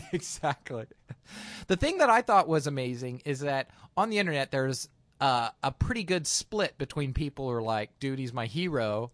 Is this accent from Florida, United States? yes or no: no; Utah, United States; now in Seattle, United States; I'm from Utah where we have lots of snow